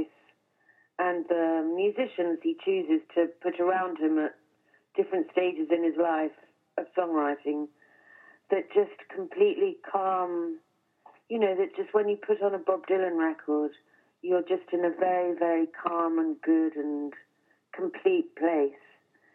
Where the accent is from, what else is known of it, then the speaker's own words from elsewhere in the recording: England, United Kingdom; an English person